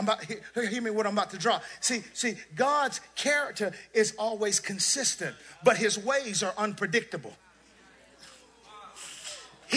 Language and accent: English; the South, United States; I'm from the South.